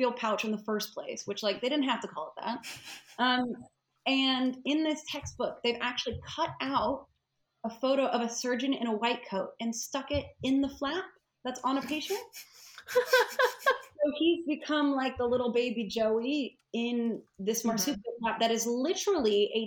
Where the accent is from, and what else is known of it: Nashville, Tennessee, United States; now in United Kingdom